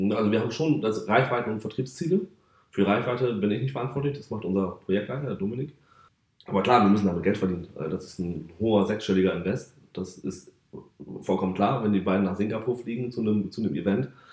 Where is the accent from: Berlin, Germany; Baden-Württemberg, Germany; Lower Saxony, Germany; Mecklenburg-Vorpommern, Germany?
Lower Saxony, Germany; Varel; moved away as an adult; also born or lived in Oldenburg; bin ein Küstenkind, komme aus der kleinen Stadt Fahren an der Nordsee am Jadebusen